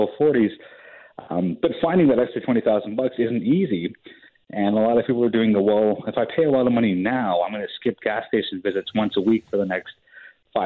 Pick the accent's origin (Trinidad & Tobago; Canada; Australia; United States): Canada